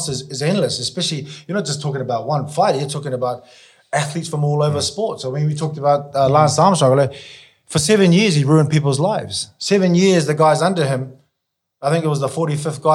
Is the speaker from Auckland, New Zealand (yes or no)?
yes; Auckland, New Zealand; moved away; I'm originally from New Zealand